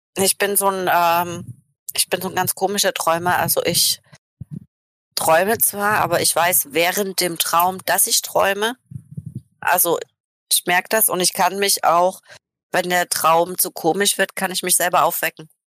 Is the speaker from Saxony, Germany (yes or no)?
yes; Saxony, Germany; moved away; weil ich bin ja selber in Sachsen geboren